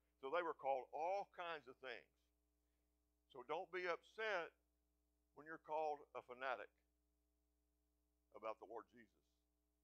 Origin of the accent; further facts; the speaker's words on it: Seminole, Texas, United States; I grew up in small town USA. I grew up in Seminole, Texas.